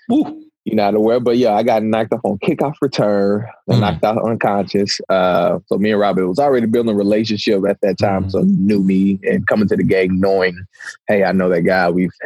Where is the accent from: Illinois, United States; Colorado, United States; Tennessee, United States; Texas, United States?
Texas, United States; Houston; also born or lived in Austin, Texas; So, going into a smaller city, born and raised in Houston/Austin, Texas, moved a lot for parents being divorced. And so, came into Jonesboro, Arkansas, playing football.